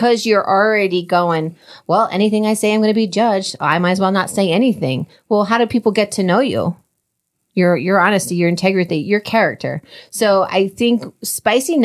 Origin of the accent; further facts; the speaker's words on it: New Jersey, United States; we're both from Jersey